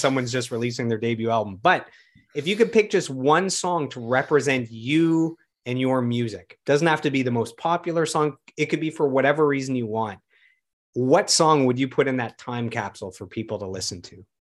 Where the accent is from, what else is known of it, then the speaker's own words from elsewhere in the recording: Ottawa, Ontario, Canada; my hometown of Ottawa